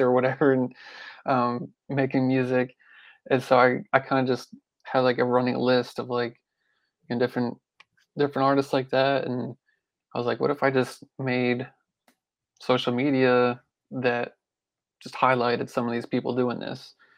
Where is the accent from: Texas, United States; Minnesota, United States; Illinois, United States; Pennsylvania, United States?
Pennsylvania, United States; moved away as an adult; now in Memphis, United States; I grew up in Pennsylvania